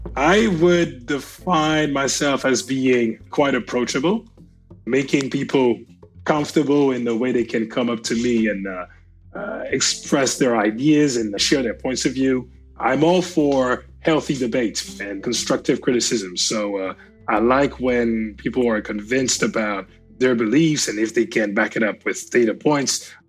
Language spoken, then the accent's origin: English; France; I grew up in France